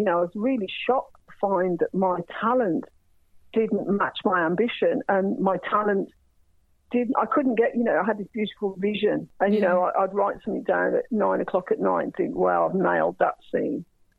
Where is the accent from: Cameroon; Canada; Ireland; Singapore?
Ireland; I do remember being Irish, what it was like to have people talk in front of me. And obviously, I'm mixed race, so, you know, I'm a brown-skinned woman. People never think I'm going to be Irish.